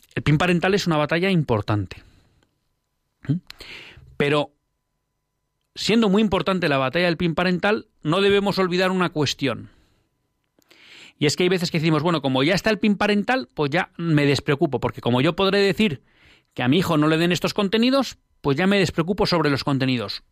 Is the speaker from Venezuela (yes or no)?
no; Bilbao, Basque Country, Spain; yo al final soy de Bilbao